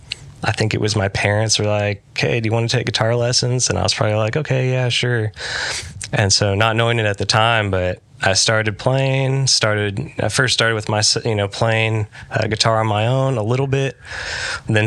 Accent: Arlington, Texas, United States; I grew up in Arlington, Texas. My whole life

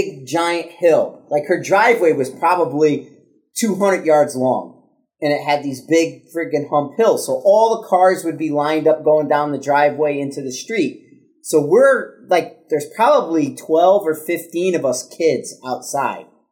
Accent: Connecticut, United States; growing up in Connecticut, I had a big family

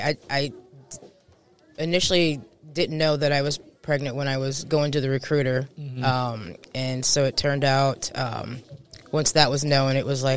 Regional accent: Newport News, Virginia, United States; born there; also born or lived in Puerto Rico / Texas / California / Japan; So, well, I was born in Newport News, Virginia. I'm a Navy brat, so I'm kind of from all over. I've been Puerto Rico, Texas, California, Japan

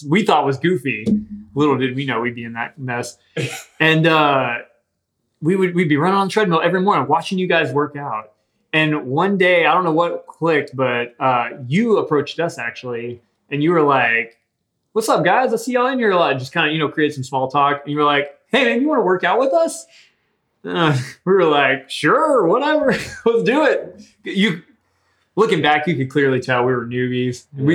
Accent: Willis, Texas, United States; I grew up in Willis, Texas

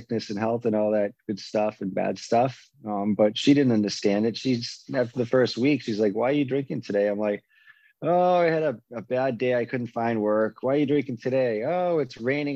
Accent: Waltham, Massachusetts, United States; moved away as an adult; also born or lived in Boston, Massachusetts; now in Arizona, United States; Growing up in Waltham, Massachusetts, I was surrounded by a bunch of alcoholics and addicts

